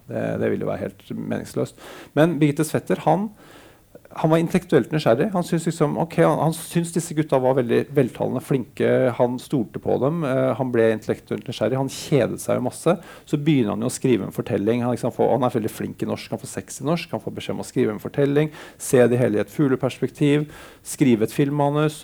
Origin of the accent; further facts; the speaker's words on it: Bærum, Akershus, Norway; en fyr fra Bærum